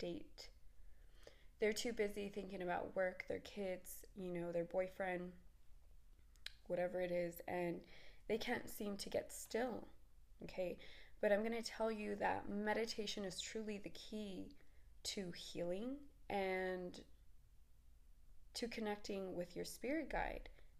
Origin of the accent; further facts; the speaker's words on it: Texas, United States; I'm from Texas